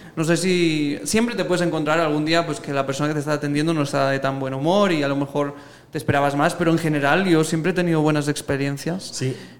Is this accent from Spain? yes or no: yes; Spain; now in Guatemala; yo soy español en Guatemala